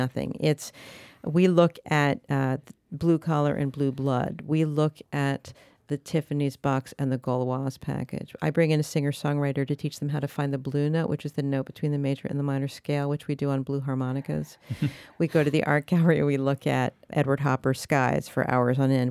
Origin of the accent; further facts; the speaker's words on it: Paris, Île-de-France, France; moved away; I grew up in Paris